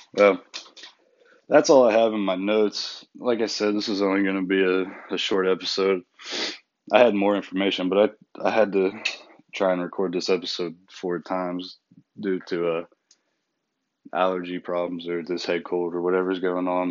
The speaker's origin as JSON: {"language": "English", "country": "United States", "said": "we're American people"}